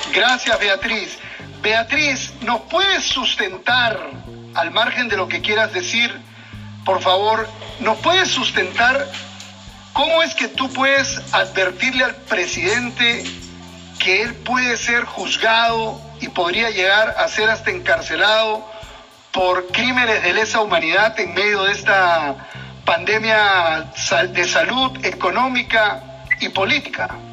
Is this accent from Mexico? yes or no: no; Peru; nosotros como peruanos